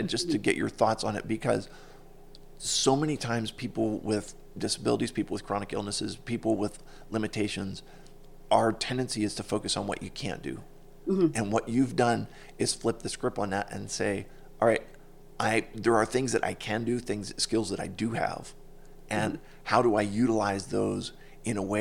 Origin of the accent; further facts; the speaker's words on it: Pittsburgh, Pennsylvania, United States; I'm from Pittsburgh